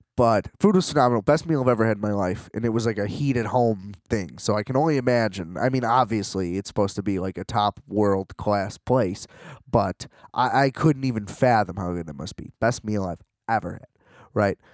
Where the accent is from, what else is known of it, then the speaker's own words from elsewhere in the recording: United States; being American